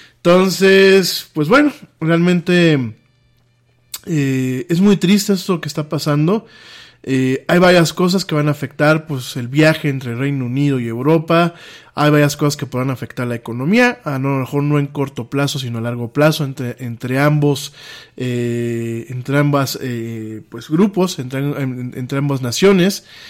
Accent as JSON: {"language": "Spanish", "country": "Mexico", "said": "en mi país pasa esto"}